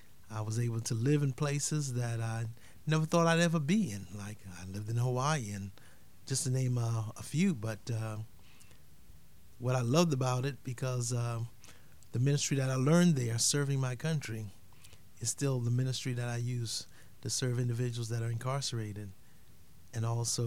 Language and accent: English; Haiti; now in United States; I'm originally from Haiti. I grew up there with my family.